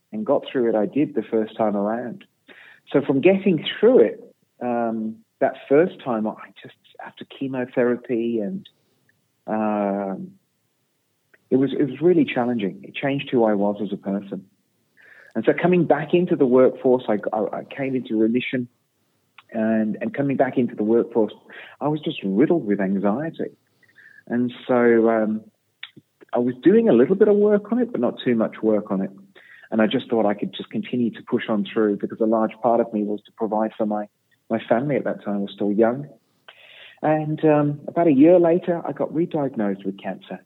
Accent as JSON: {"language": "English", "town": "Birmingham", "region": "West Midlands", "country": "United Kingdom", "tie": "born or raised there", "said": "I was born in Birmingham, in England"}